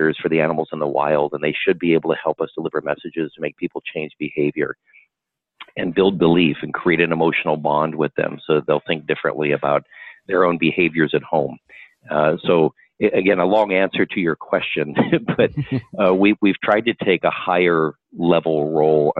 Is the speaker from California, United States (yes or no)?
yes; Buena Park, California, United States; I grew up in Buena Park